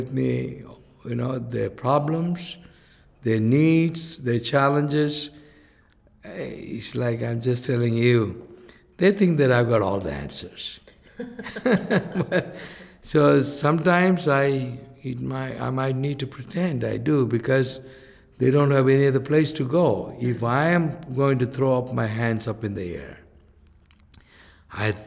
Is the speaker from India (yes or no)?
yes; India; from India